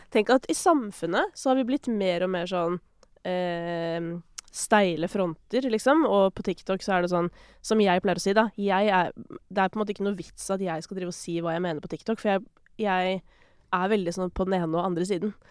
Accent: Kolbotn, Akershus, Norway; jeg er fra Kolbotn.

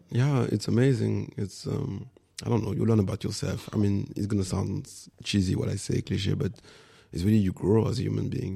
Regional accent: Paris, Île-de-France, France; English is a second language; moved away as an adult; also born or lived in Guadeloupe / Rennes, France; now in Berlin, Germany; I'm born in Guadeloupe, and with my mom, we came. I was four years old, something like that, before primary school, and then I grew up in Paris for ten years, and then after we moved to the west in Bretagne, in Rennes

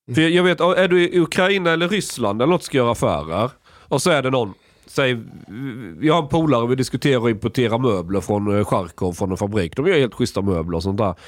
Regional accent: Sweden; jag kommer som svensk

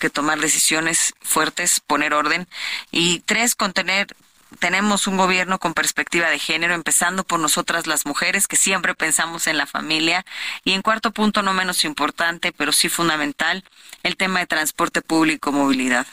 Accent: State of Mexico, Mexico; soy hija del Estado de México, nací, crecí, he sufrido el Estado también

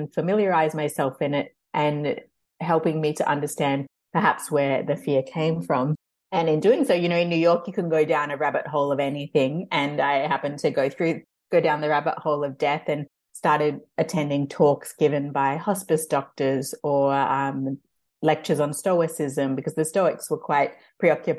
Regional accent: Australia; moved away; I grew up in Australia

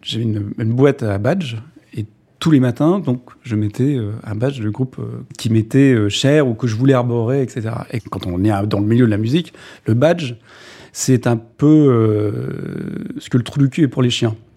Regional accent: Tours, Centre-Val de Loire, France; moved away as an adult; Je suis né à Tours, dans un HLM.

